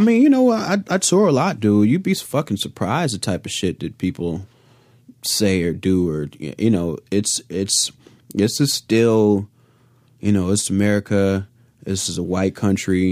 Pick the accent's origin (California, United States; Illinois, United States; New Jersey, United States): Illinois, United States; Chicago; now in Los Angeles, United States; I'm from Chicago